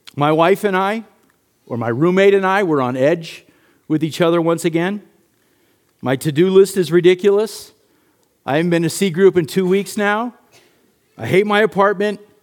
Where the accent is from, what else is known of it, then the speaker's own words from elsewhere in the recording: United States; As American Christians